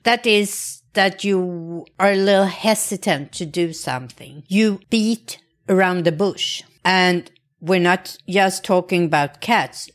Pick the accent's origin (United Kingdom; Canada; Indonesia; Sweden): Sweden; I grew up in Sweden